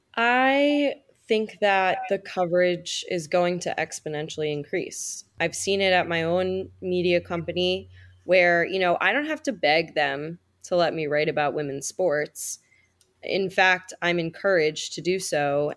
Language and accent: English; United States; when I was growing up in the United States